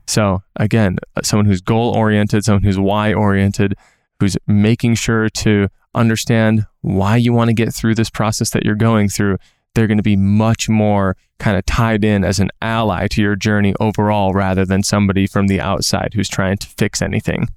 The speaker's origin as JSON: {"language": "English", "region": "Minnesota", "country": "United States", "moved": "yes", "said": "I'm from Minnesota"}